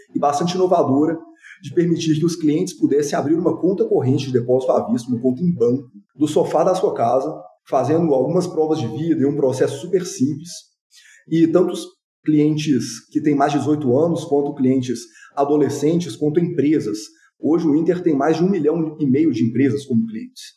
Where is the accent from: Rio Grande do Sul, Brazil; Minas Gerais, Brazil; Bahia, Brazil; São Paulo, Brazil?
Minas Gerais, Brazil; Belo Horizonte; sou nascido e criado em Belo Horizonte